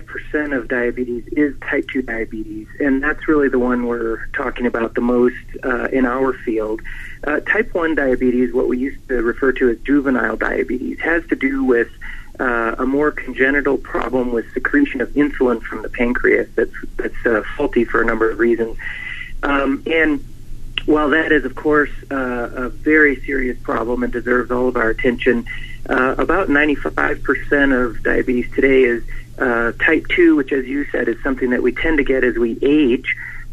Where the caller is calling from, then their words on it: Reno, Nevada, United States; also born or lived in San Francisco; Reno, Nevada. I'm faculty here at the University of Nevada School of Medicine, and right here in Reno